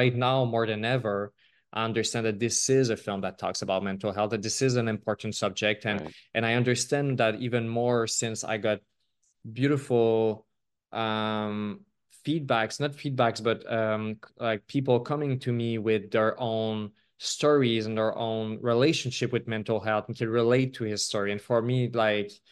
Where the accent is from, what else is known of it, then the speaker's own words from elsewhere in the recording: Quebec, Canada; I'm from Quebec